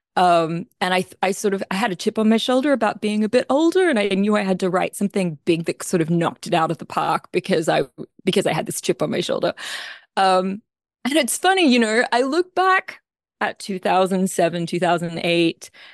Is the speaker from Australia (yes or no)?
yes; Australia; accent: Australian; now in Philadelphia, United States; I'm an Australian, as you may or may not be able to tell from my accent. I am not a native Philadelphian.